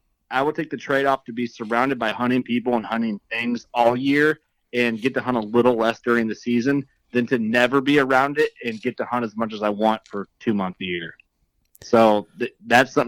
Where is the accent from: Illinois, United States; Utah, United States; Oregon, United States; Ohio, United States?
Illinois, United States; northwest central; I grew up in Illinois, nor like central, like northwest central Illinois